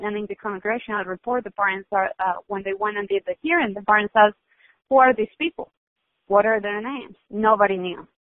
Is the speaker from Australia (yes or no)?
no; Colombia; now in San Diego, United States; I grew up in Colombia